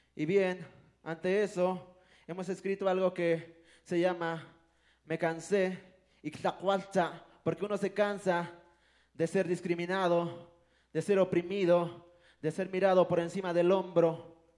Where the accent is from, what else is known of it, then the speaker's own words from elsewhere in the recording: a village near Pantepec and Mecapalapa, Puebla, Mexico; first language Totonac; Spanish is a second language; moved away; venir de un pueblo y pues, empezar hablando totonaco, ir a la escuela descalzo